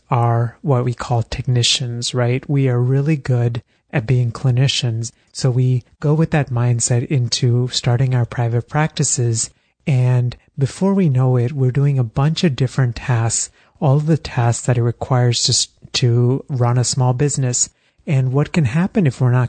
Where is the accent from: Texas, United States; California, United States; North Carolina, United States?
Texas, United States; also born or lived in India; now in Philadelphia, United States; I was born in India, but then grew up in Texas